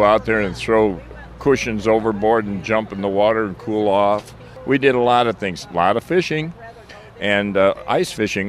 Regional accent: Lake Geneva, Wisconsin, United States; moved away; I'm originally from Lake Geneva, Wisconsin.

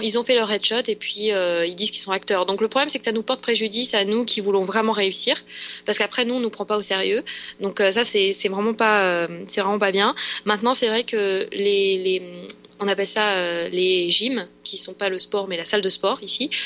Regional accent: France; moved away as an adult; now in Los Angeles, United States; je suis de, je suis de France

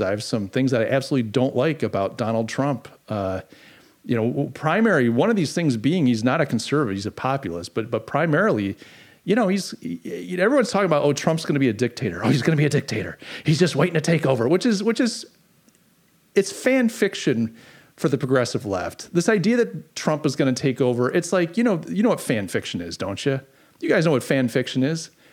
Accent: United States; it's like sacrilegious to even question democracy as an American. We're so proud of our democracy.

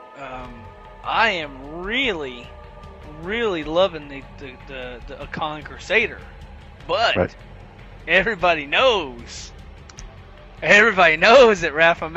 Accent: the South, United States; I'm from the South

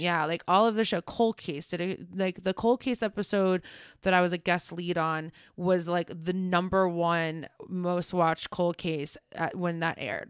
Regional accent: Ohio, United States; I grew up in Ohio.

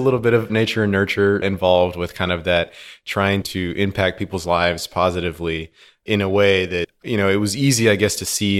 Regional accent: Houston, Texas, United States; also born or lived in Argentina; So I was born in Houston.

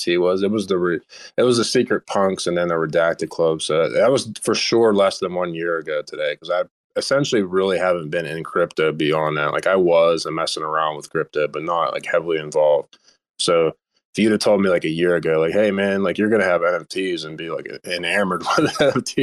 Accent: United States; I'm too American for that.

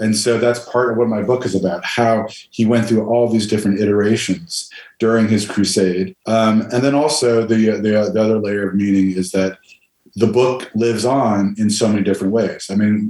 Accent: New York City, New York, United States; Born and raised. I only got as far from, born and raised in Manhattan. And then I got as far as Brooklyn. That's where I'm staying.

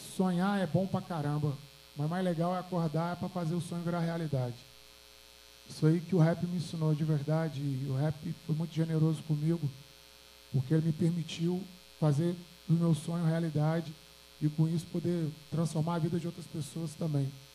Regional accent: Belo Horizonte, Minas Gerais, Brazil; eu sou do Alto Veracruz, Zona Leste de BH aqui

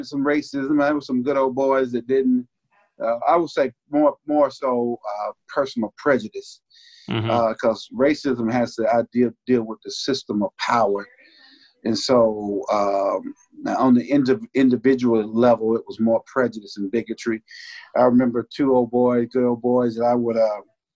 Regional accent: United States; also born or lived in Bainbridge, Georgia; I was raised on the Georgia-Florida line, actually 22 miles south of Bainbridge

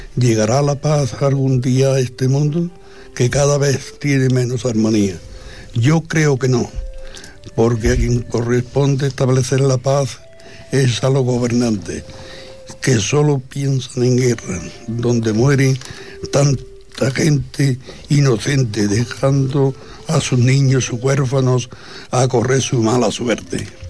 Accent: Spain; todos somos españoles

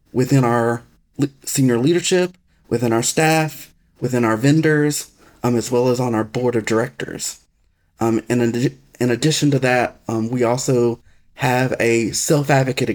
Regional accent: Alabama, United States; accent: Southern; also born or lived in Tennessee; That accent you hear is because I grew up in Alabama, and I'm Southern

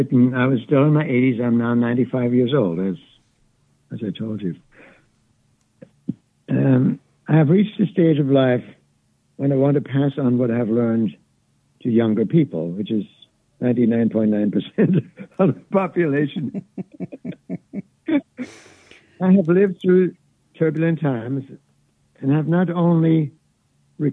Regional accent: Wittenberg, Saxony-Anhalt, Germany; now in United States; I'm from Wittenberg, Germany

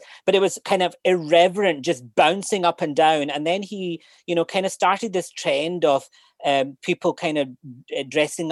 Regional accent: Glasgow, Scotland, United Kingdom; accent: Scottish; moved away as an adult; now in Cork, Ireland; I grew up in a council estate in Glasgow

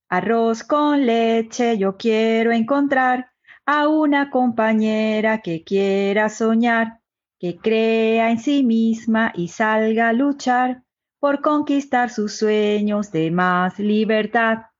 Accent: Margarita Island, Nueva Esparta, Venezuela; now in Madrid, Spain; soy venezolana, nací en la isla de Margarita, Venezuela, vivo en este momento en Madrid, España

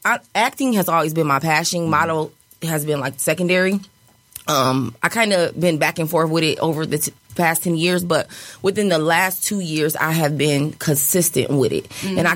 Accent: Battle Creek, Michigan, United States; I cannot deny where I'm from. I'm from Battle Creek, Michigan, and I have been commuting for over 10 years.

